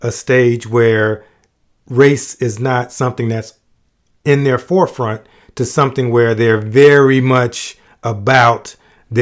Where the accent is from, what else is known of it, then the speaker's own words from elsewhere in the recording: Miami, Florida, United States; moved away as an adult; also born or lived in South Bend, Indiana; growing up in Miami